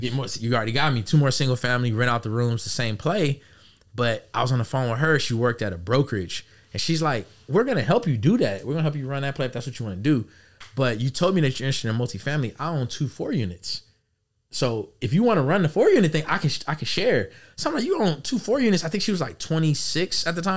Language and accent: English; Los Angeles, California, United States; born and raised in Los Angeles